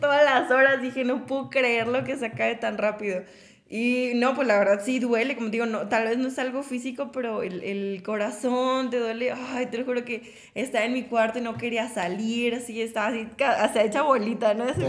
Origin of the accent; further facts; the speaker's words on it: Mexico; como mujer mexicana